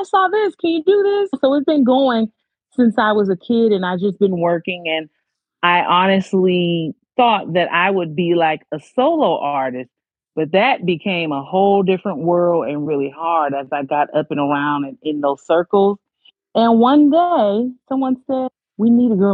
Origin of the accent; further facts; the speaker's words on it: Los Angeles, California, United States; I am born and raised in Watts, California.